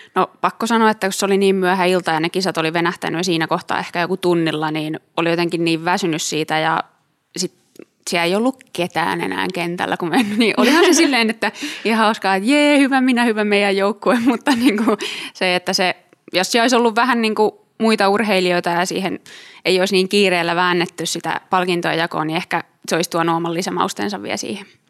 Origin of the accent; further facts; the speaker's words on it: Tampere, Pirkanmaa, Finland; also born or lived in Turku; mä tulin Tampereelta